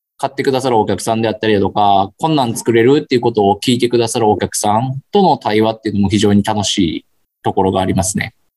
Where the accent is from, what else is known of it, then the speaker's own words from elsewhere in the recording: Kyoto, Japan; 僕も京都人なんですけ